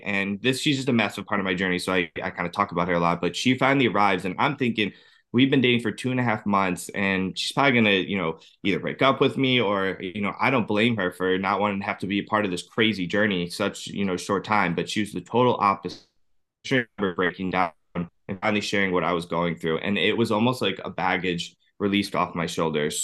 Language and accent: English; Cleveland, Ohio, United States; I'm from Cleveland, Ohio